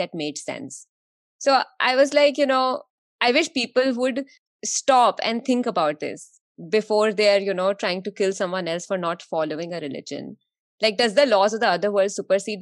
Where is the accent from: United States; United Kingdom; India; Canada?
India; growing up in India